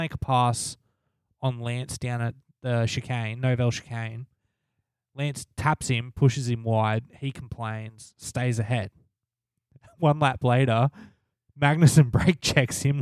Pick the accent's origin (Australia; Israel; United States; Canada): Australia; we're Australian.